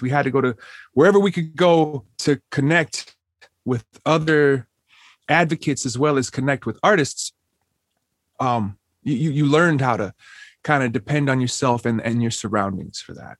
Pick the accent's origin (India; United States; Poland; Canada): United States; Minneapolis, Minnesota; I grew up on the South Side, and as a younger kid, I didn't, I, I, I wasn't, I didn't have the opportunities to travel to Saint Paul or the north side